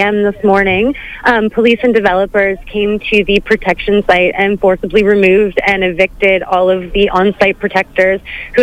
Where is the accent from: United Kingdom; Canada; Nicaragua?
Canada; now in Australia; My background, I'm from Canada